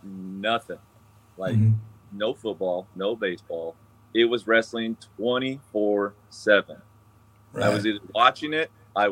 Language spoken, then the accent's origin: English; Chowchilla, California, United States; when my parents split, I grew up in Chowchilla.